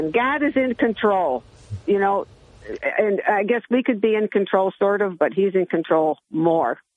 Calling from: Johnson City, New York, United States; Oh, … from JC.

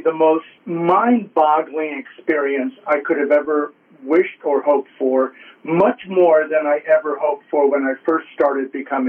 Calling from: New Jersey, United States; And I'm doing well from North Jersey here.

